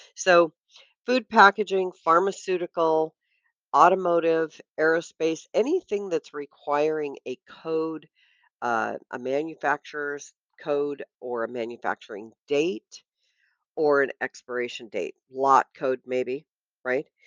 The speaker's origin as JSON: {"language": "English", "region": "Washington", "country": "United States", "tie": "born or raised there", "also_born_or_lived": "Vancouver, BC", "moved": "yes", "lives_now": "California, United States", "said": "I grew up up in Washington State"}